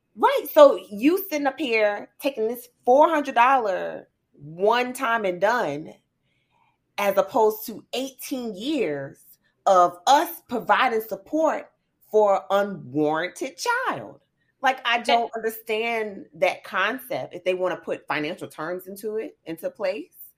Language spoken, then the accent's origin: English; the South, United States; being raised in the South